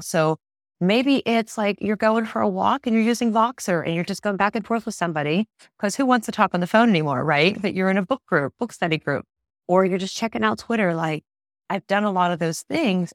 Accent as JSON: {"language": "English", "town": "Pittsburgh", "region": "Pennsylvania", "country": "United States", "said": "I'm not from Tennessee, I'm from Pittsburgh."}